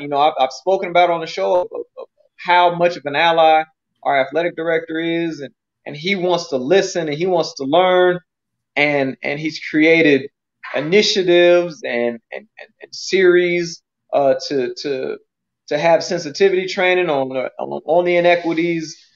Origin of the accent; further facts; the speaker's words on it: United States; I'm an American